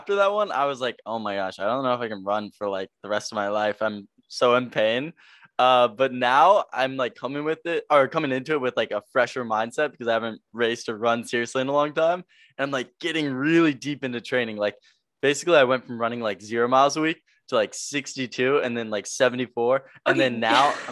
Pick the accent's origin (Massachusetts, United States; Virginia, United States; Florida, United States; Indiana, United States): Virginia, United States; now in Los Angeles, United States; I'm from Virginia. I now live